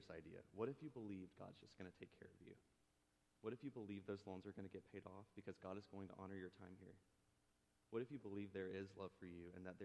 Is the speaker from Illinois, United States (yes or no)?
no; Nahunta, Georgia, United States; moved away; small town Nahanna, Georgia, southeast Georgia